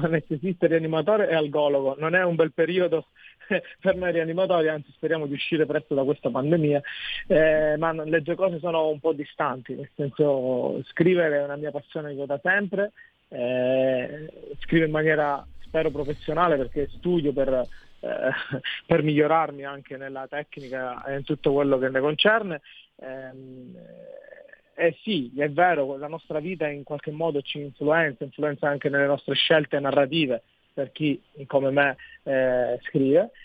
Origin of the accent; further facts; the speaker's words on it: Barcellona Pozzo di Gotto, Sicily, Italy; nella mia città, è una città che offre sia la collina che il mare